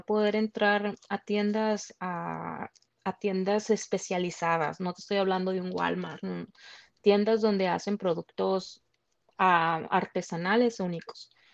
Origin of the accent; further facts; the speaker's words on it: Sonora, Mexico; moved away as an adult; soy de Sonora